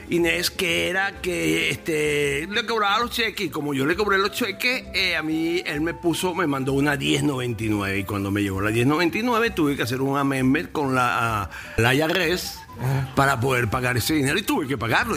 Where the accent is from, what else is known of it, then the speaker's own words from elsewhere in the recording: Venezuela; now in United States; tengo entendido como venezolano